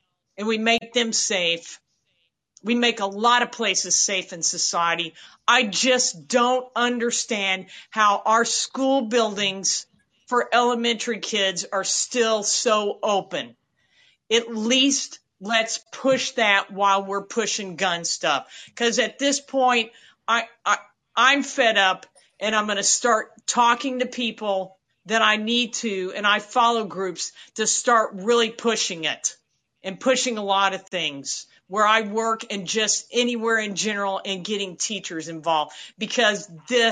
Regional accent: Midwest, United States; moved away; I grew up in the Midwest

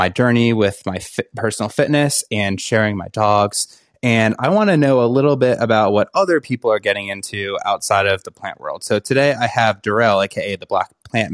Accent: Rhode Island, United States; So I'm from Rhode Island. So I'm actually from the smallest state.

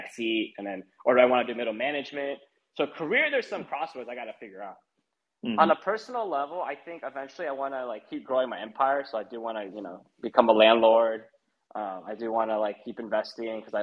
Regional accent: United States; I'm American. I mean, you know I'm American

